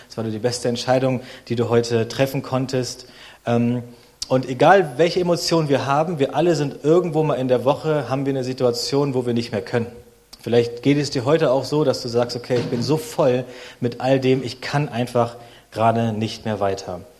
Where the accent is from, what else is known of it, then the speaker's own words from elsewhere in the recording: Berlin, Germany; now in Leipzig, Germany; ich bin 35, komme aus Deutschland, ähm, bin aus Berlin und jetzt wohnen wir in Leipzig in Sachsen.